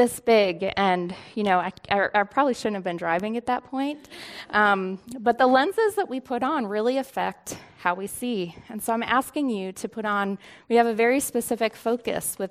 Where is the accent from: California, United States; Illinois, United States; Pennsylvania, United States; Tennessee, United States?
Pennsylvania, United States; Northeast; also born or lived in Pittsburgh, Pennsylvania; we moved to Northeast Pennsylvania, like 5 minutes from the New York border